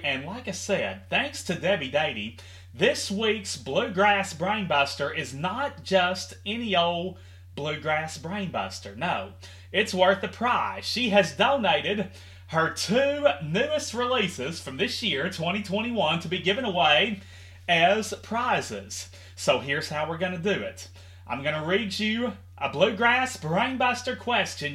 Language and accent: English; Henderson, Kentucky, United States; my hometown of Henderson, Kentucky